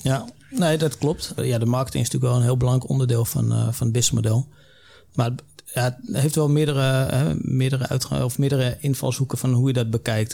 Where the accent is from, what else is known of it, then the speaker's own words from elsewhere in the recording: Netherlands; wij als Nederlander